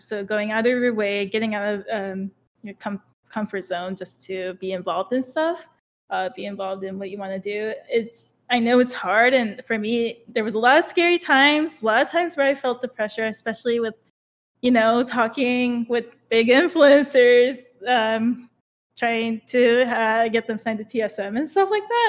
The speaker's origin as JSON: {"language": "English", "region": "Okinawa", "country": "Japan", "tie": "born or raised there", "moved": "as an adult", "lives_now": "United States", "said": "I grew up in Japan till I was eighteen."}